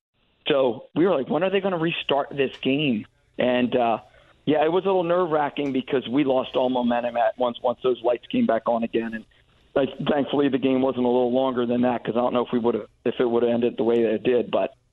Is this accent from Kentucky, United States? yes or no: no; Marlton, New Jersey, United States; I was born and raised here in Marlton, New Jersey. We have 50,000 people.